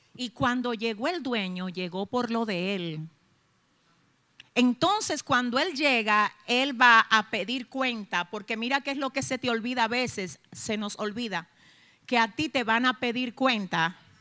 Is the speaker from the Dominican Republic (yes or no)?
yes; Dominican Republic; somos dominicanos